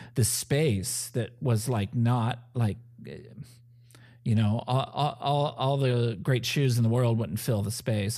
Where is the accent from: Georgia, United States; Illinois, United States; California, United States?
California, United States; Pasadena; now in Evansville, United States; I was born and raised in Pasadena, California